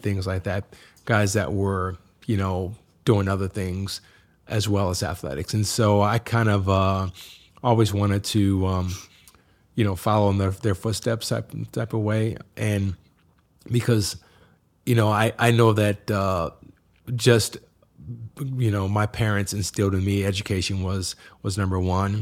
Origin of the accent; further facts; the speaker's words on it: Massillon, Ohio, United States; now in Chicago, United States; a small town in Massillon, Ohio